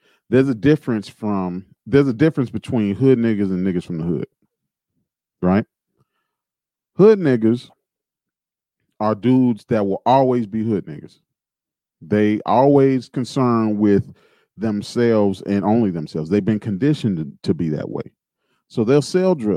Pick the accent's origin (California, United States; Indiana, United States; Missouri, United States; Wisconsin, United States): Indiana, United States; Gary; I grew up in Gary, Indiana.